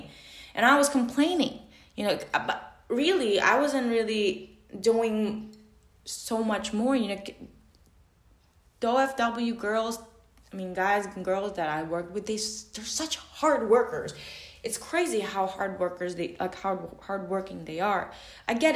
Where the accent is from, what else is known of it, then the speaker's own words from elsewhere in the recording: Macau; I'm from Macau